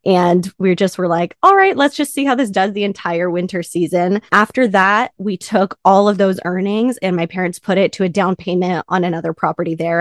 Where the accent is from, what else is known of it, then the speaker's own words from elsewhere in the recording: Southern California, United States; I'm from Southern California